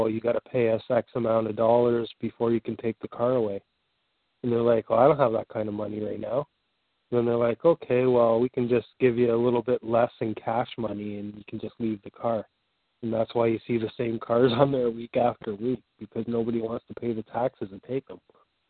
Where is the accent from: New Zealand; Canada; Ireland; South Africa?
Canada; I'm a Canadian citizen.